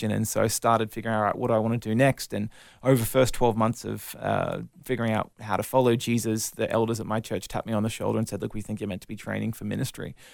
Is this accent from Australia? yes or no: yes; Brisbane, Queensland, Australia; also born or lived in Melbourne, Australia; down in, in Melbourne for sort of five years in the sort of eastern suburbs and then moved up to Brisbane with the family where we've been ever since.